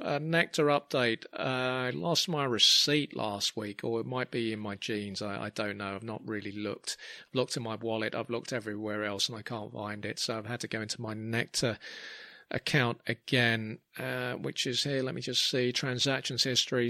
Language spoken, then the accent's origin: English; London, United Kingdom; growing up in Clapham